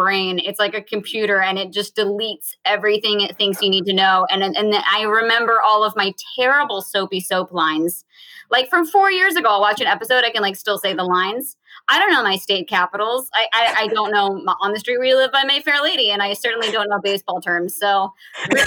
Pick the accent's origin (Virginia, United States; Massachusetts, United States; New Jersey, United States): Virginia, United States; moved away; I grew up in Virginia, so everyone sings at church, and I grew up singing in church